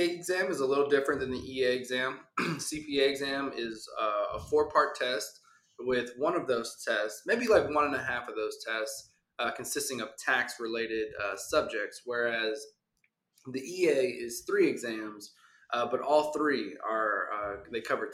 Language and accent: English; Houston, Texas, United States; born and raised in Houston, Texas